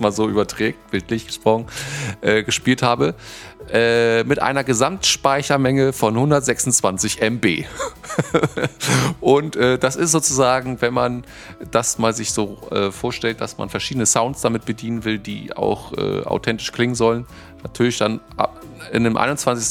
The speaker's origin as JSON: {"language": "German", "region": "Northern Germany", "country": "Germany", "said": "bei uns im Norden"}